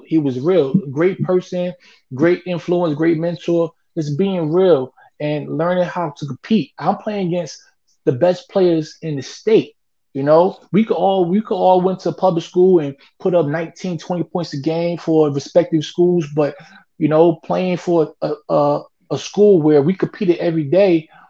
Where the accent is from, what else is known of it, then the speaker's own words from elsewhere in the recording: Newark, New Jersey, United States; growing up in Newark